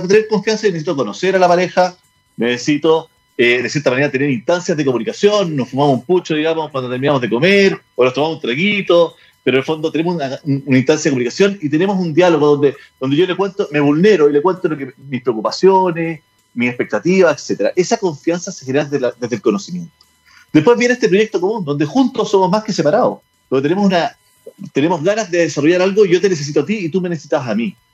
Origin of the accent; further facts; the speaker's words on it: Chile; porque finalmente lo primero que nos une es que somos chilenos.